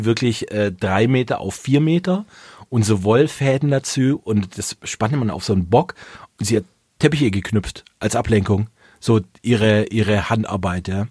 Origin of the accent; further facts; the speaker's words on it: Swabia, Baden-Württemberg, Germany; als Schwabe